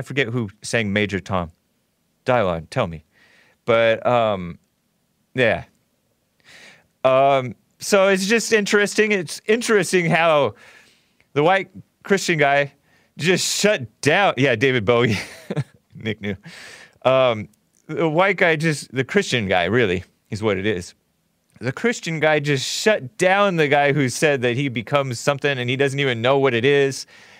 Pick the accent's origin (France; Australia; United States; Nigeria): Nigeria; also, I'm Nigerian, so maybe it's my ancestors in me.